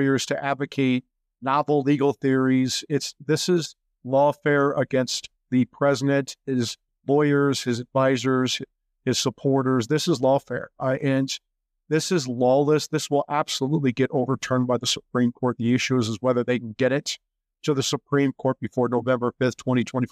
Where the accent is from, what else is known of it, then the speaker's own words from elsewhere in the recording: Iowa, United States; I grew up in Iowa, like Irish Catholic in Iowa, you know, guilt-ridden Iowan, modest